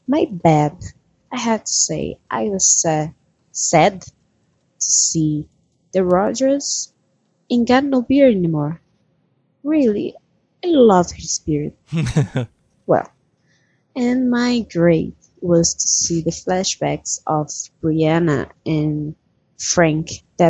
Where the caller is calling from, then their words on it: Brazil; English is a second language; I'm calling from Brazil.